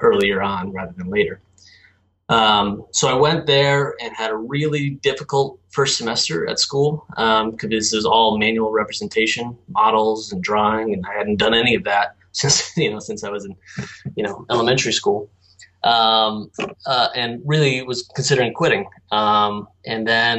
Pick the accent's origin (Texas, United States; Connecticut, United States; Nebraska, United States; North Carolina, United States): Connecticut, United States; Guilford; I'm originally from Connecticut, a small coastal town called Guilford